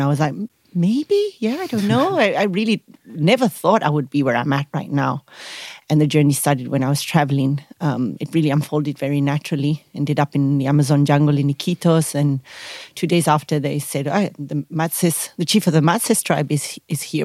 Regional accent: Spain; moved away as an adult; now in South Africa; I come from Spain, but I've been a nomad traveling the world for seven years now. I actually chose to stay here in South Africa.

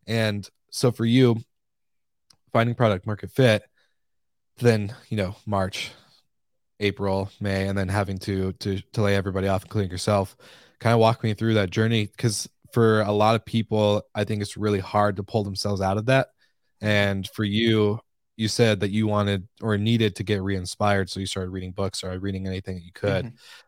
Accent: Washington, United States; One, I'm from the Pacific Northwest. I was just a little bit north of Seattle.

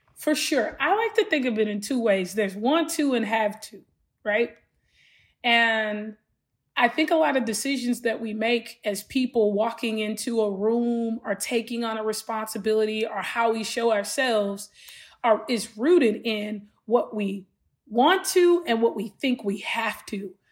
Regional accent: Los Angeles, California, United States; growing up in Los Angeles and South Central LA and Watts in particular, with the family I grew up

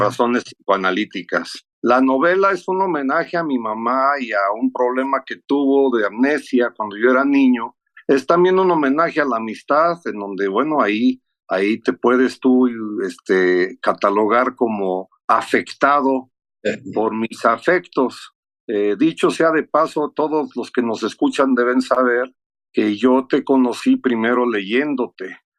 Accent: United States; moved away; also born or lived in Mexico City, Mexico; cómo crecí yo siendo gringo, aprendiendo español en la medida en que ella aprendía

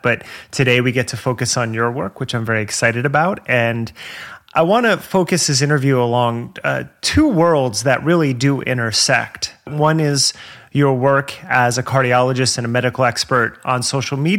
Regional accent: New Jersey, United States; I grew up in New Jersey

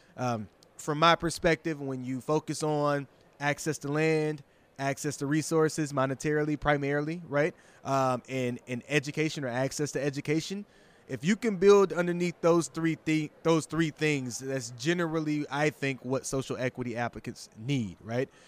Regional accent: Michigan, United States; I'm not from Detroit proper, but from Michigan

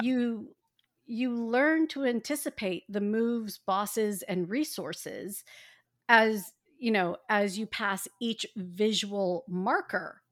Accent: Indiana, United States; I grew up in Indiana

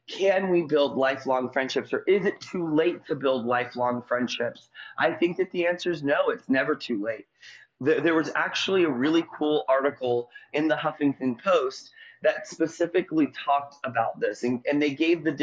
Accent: St. Petersburg, Florida, United States; I'm from St. Petersburg, Florida.

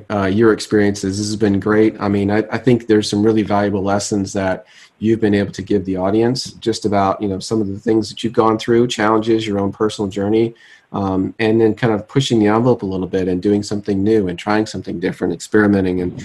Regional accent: United States; also born or lived in Switzerland; as an American going over to Europe

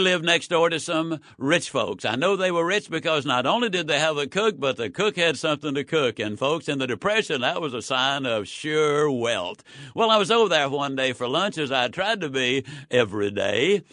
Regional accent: Yazoo City, Mississippi, United States; When I was a child, I was raised in Yazoo City, Mississippi.

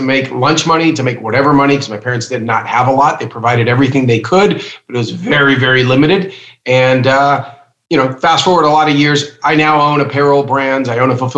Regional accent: United States; born or raised there; also born or lived in Cuba

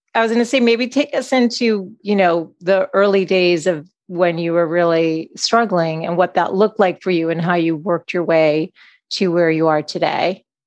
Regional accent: Boston, Massachusetts, United States; I grew up in Boston

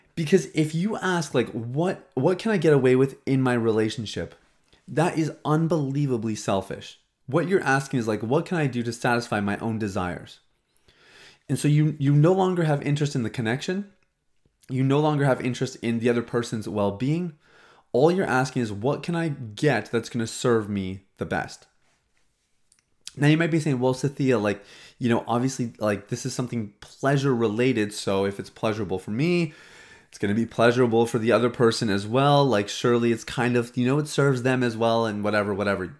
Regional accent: Saskatchewan, Canada; now in Toronto, Canada; I grew up in Saskatchewan, and even when I lived there

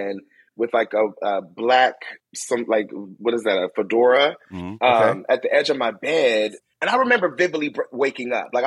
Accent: Detroit, Michigan, United States; I'm from Detroit, Michigan. I was the only kid in my high school talking about YouTube

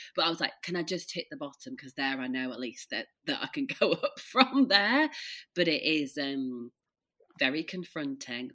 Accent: Leeds, Yorkshire and the Humber, United Kingdom; now in Peak District, United Kingdom; I'm from Leeds, but we live in the like uh, near the Peak District

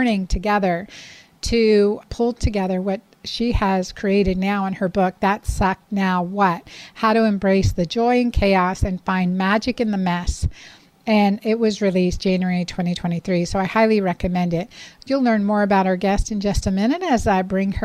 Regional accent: Pennsylvania, United States; moved away as an adult; also born or lived in Miami; now in Georgia, United States; I grew up in Pennsylvania

